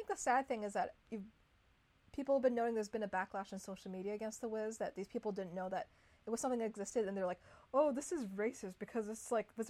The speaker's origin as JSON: {"language": "English", "country": "Canada", "tie": "born or raised there", "moved": "yes", "said": "I grew up being Chinese Canadian"}